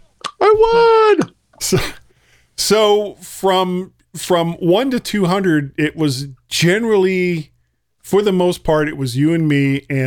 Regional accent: South Florida, United States; I'm from Florida, and I am a product of the South Florida educational system, and I grew up in the 70s in South Florida as part of the South Florida educational system, and there was and I lived like 3 miles from the beach

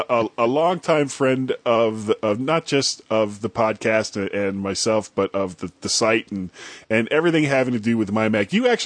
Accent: Fort Lauderdale, Florida, United States; moved away as an adult; also born or lived in Akron, Ohio / Washington, D.C. area; I born and raised in Fort Lauderdale, had never seen snow my entire life, and I moved to Ohio for a job

